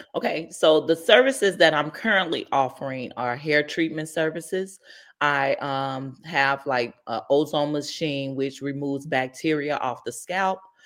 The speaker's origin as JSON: {"language": "English", "town": "Inglewood", "region": "California", "country": "United States", "tie": "born or raised there", "said": "I'm born and raised in the Inglewood community"}